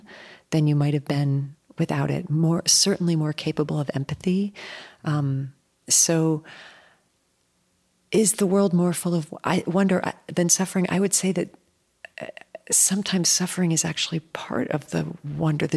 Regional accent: United States; also born or lived in New Jersey; As an American, as a white person

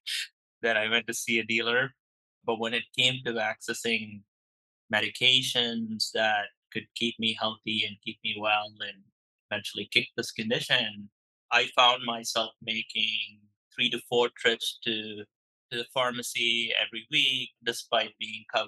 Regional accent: India; moved away as an adult; now in San Francisco Bay Area, United States; I grew up in India and I moved to the States.

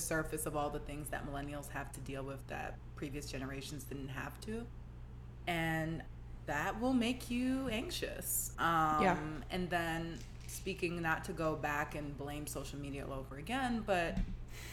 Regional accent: New York, United States; moved away; I'm from New York originally

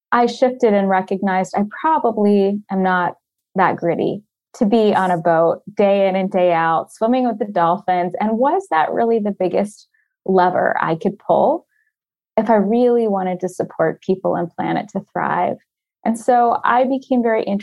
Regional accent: Florida, United States; I grew up in Florida

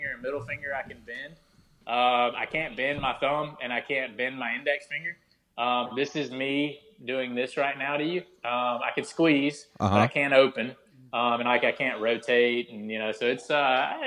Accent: the South, United States; I am from the South and I am in the military

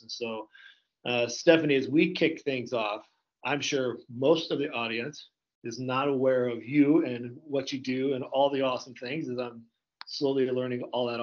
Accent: Indiana, United States; now in Iowa, United States; I grew up in Indiana

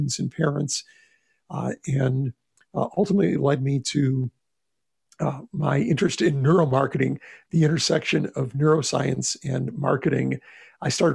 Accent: Texas, United States; my home state of Texas

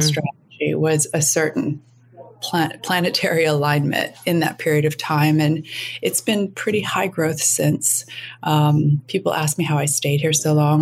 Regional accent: Minneapolis, Minnesota, United States; moved away as an adult; also born or lived in Jakarta, Indonesia / London; going to Jakarta from Minneapolis, Minnesota, in a completely cotton wool wrap, wrapped suburban existence

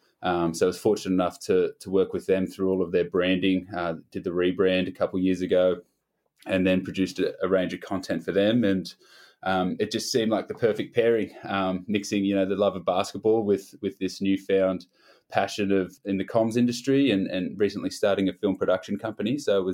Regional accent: Canberra, Australian Capital Territory, Australia; Junior basketball player growing up in Canberra.

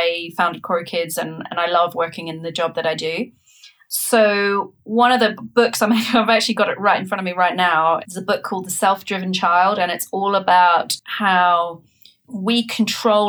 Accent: New Zealand; now in United Kingdom; I'm from New Zealand, so I also, you know, I grew up in a different country, a different culture.

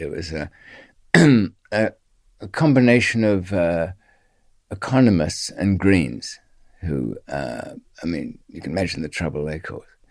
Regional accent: Australia; accent: Australian; moved away; she kn-, knew from my accent there was, there was some Australian background.

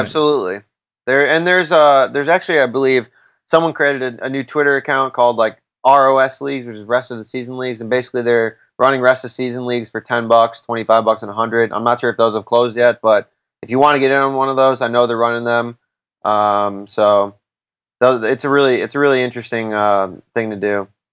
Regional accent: Chicago, Illinois, United States; I'm I'm actually from Chicago

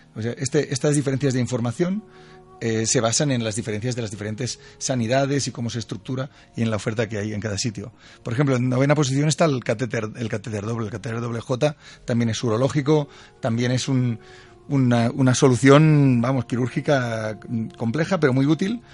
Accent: Catalonia, Spain; Yo soy catalán

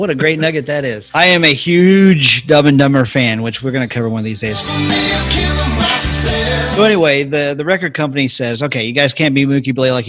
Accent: Oklahoma, United States; If you were born and raised in Oklahoma, like I was

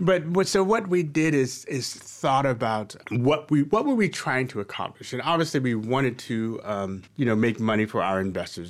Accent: Baltimore, Maryland, United States; I'm from Baltimore. I was born and, and, and raised at and very much multi-generational Baltimorean and, uh, Marylander

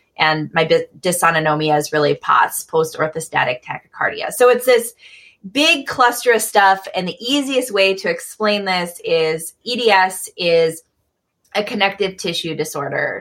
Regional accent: Michigan, United States; moved away as an adult; also born or lived in Midwest; now in Eugene, United States; I'm from Michigan initially and lived a lot of my life in the Midwest and then mm-hmm. moved to the West Coast

